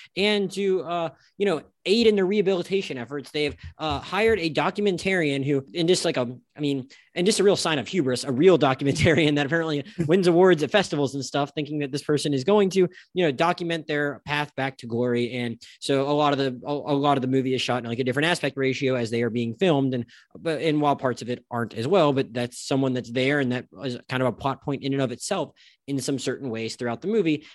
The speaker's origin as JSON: {"language": "English", "region": "Florida Panhandle", "country": "United States", "tie": "born or raised there", "moved": "yes", "lives_now": "South Florida, United States", "said": "I currently live in South Florida, I was raised in the Panhandle of Florida"}